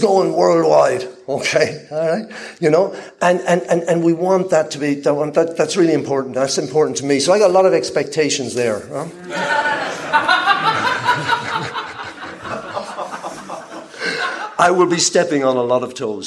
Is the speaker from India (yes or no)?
no; Ireland; moved away; also born or lived in Peru; I'm Irish, nationalized Peruvian